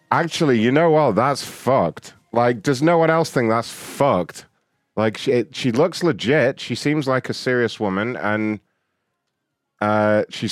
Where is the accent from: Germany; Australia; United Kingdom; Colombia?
United Kingdom; London; moved away; I'm originally from London